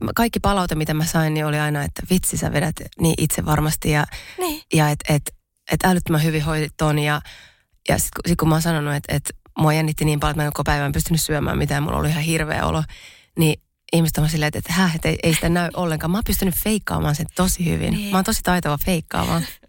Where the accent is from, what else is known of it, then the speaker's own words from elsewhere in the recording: Pori, Satakunta, Finland; mä oon siis Porista kotoisin.